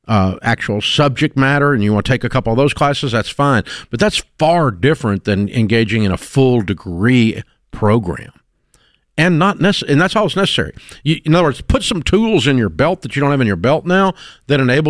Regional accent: Nashville, Tennessee, United States; I grew up in Nashville

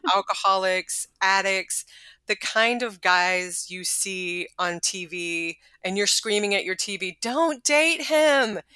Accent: Texas, United States; I'm from Texas and my parents are from the South

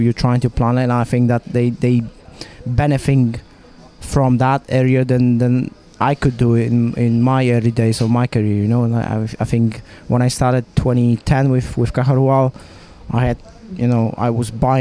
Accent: Poland; now in Monaco; I was born in Poland

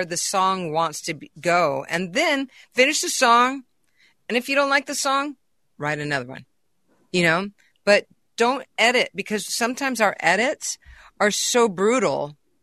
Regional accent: California, United States; also born or lived in Boston; I'm a California girl. I was brought up in California

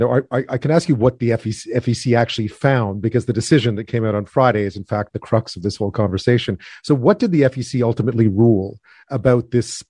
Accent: Canada; That came as a surprise to me as a Canadian

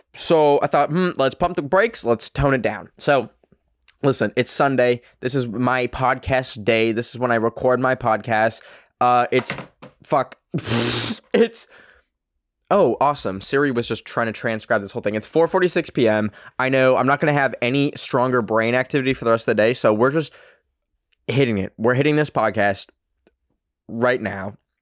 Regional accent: Canada; accent: Canadian; my fucking Canadian accent

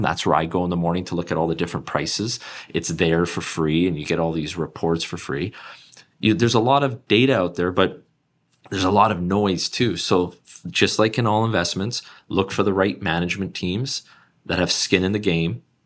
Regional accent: Canada; as a Canadian

